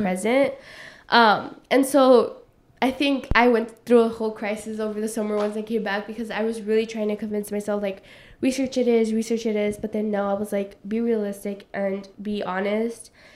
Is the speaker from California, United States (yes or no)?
yes; Los Angeles, California, United States; also born or lived in Playa Vista; I come from South Central LA, so predominantly black and brown like community.